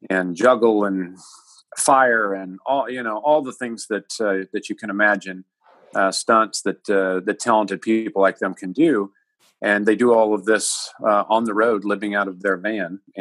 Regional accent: Chillicothe, Missouri, United States; I'm physically at my hometown, which is Chillicothe, Missouri

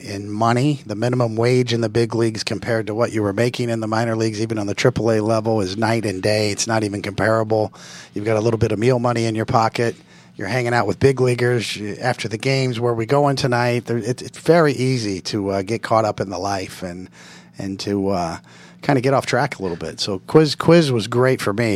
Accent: Kansas City, Missouri, United States; It was in Kansas City where I grew up

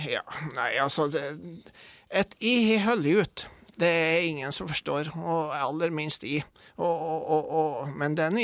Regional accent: Lein, Norway; Med jeg er fra Lein, ja.

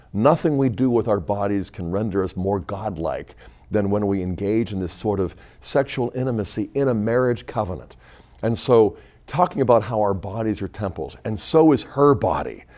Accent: Pittsburgh, Pennsylvania, United States; I grew up in Pittsburgh

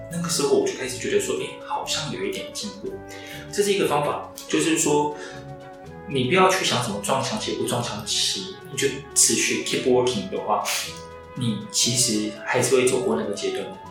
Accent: Taiwan; 我们台湾人其实是可以接受

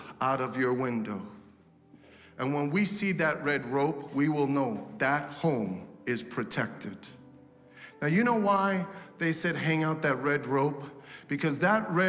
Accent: United States; I'm an American.

